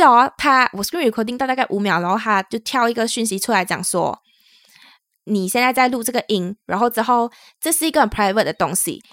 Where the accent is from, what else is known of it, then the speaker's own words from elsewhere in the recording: Malaysia; now in Taiwan; 我们是两位来自 Malaysia，目前在台湾工作的台湾社畜